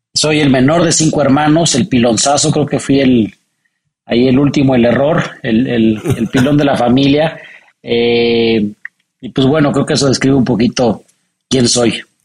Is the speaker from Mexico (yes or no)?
yes; Mexico City, Mexico; born or raised there